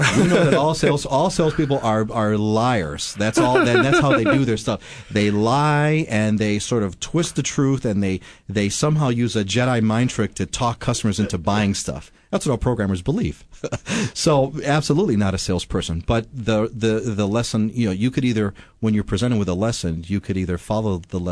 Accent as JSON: {"language": "English", "town": "Chicago", "region": "Illinois", "country": "United States", "moved": "as an adult", "lives_now": "Hawaii, United States", "said": "I'm originally from Chicago"}